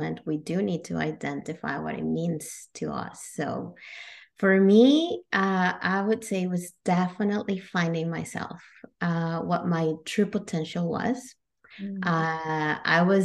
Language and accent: English; Monterrey, Nuevo León, Mexico; moved away as an adult; also born or lived in Kentucky, United States; now in Canada; I was actually born and raised in Mexico. I'm from Monterrey, Mexico.